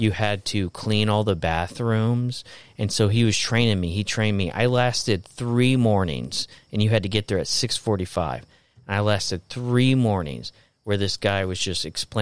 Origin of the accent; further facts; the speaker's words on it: Florida, United States; And I grew up in Florida.